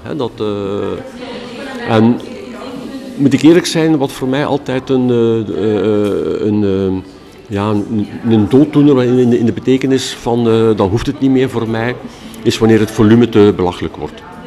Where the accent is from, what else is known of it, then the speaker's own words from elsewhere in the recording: Ghent, Flanders, Belgium; ben ik dan een typische Gentenaar.